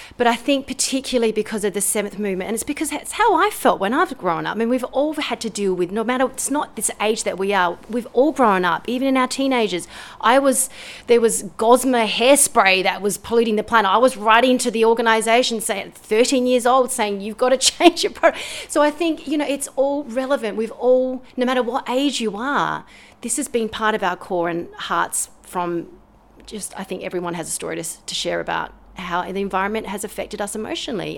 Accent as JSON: {"language": "English", "country": "Australia", "said": "I'm an Australian composer and pianist"}